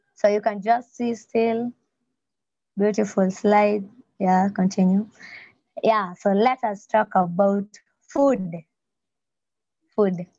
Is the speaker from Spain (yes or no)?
no; Nyanza, Kenya; now in Nairobi, Kenya; I was born in a place called Nyanza in Kenya